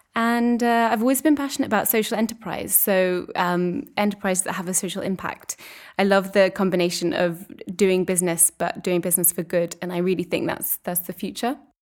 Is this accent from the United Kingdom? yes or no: yes; England, United Kingdom; moved away as an adult; also born or lived in Edinburgh; now in Brussels, Belgium; I'm English and I'm living here in Brussels